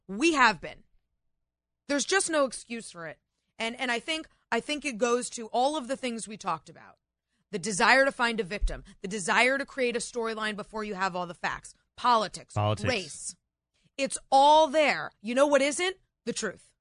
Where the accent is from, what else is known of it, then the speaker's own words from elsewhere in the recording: New England, United States; also born or lived in New York City; now in Northern Virginia, United States; the small town I grew up in New England.